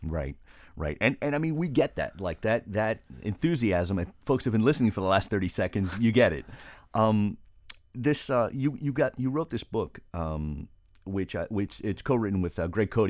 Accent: Broward, Florida, United States; first language Spanish; English is a second language; I grew up in Broward

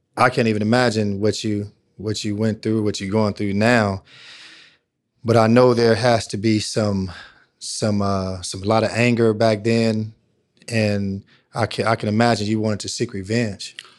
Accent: Long Beach, California, United States; growing up in Long Beach

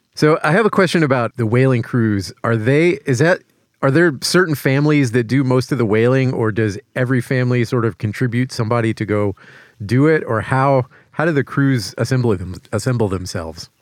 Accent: Louisiana, United States; moved away; I'm from Louisiana

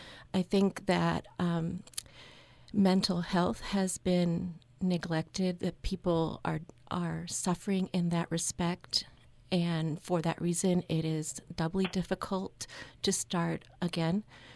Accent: Cuba; now in Utah, United States; I was born in Cuba.

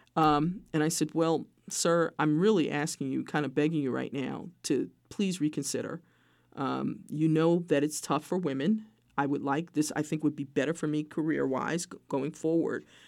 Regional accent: New York City, New York, United States; moved away; I'm a kid from Brooklyn, New York

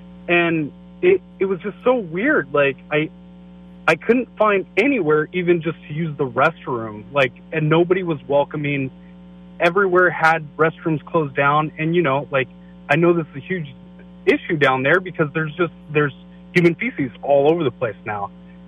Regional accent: San Francisco, California, United States; now in Rio Vista, United States; I grew up in San Francisco. I went to high school down there

